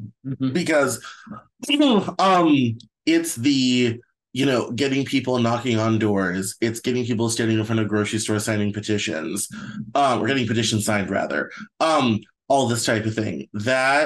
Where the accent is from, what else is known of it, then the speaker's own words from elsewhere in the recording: Arvada, Colorado, United States; moved away as an adult; also born or lived in Greeley, Colorado; now in Seattle, United States; That's where I grew up. I grew up in Arvada.